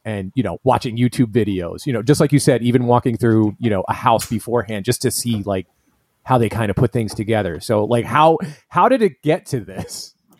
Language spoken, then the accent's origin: English; New York, United States; now in Florida, United States; I'm originally from New York too